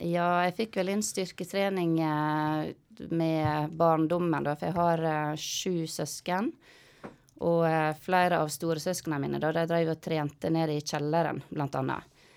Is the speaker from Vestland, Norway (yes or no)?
yes; Måløy, Vestland, Norway; jeg er fra Måløy. Midt, midt i Måløy. Gate seks nummer 66. Ja. ja. Så der vokste jeg opp med mor og faren min